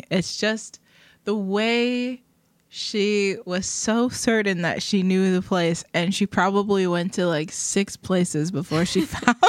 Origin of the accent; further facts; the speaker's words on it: England, United Kingdom; also born or lived in Germany; I grew up in England and Germany. Don't want to talk about it. It was awesome. Love it. I miss it.